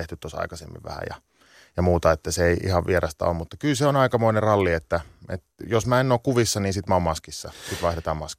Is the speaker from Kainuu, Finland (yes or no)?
no; Sonkajärvi, North Savo, Finland; now in London, United Kingdom; mä oon kasvanut Sonkajärvellä, että 25 kisan päässä